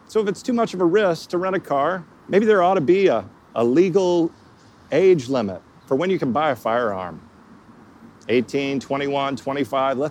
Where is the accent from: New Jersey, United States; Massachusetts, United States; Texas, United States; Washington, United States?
Texas, United States; I didn't travel at all growing up in Texas.